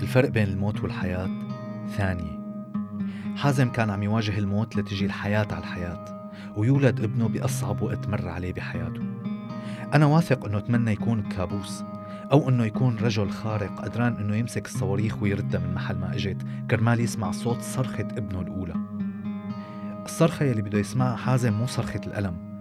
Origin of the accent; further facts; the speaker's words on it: Syria; نحن كلنا كسوريين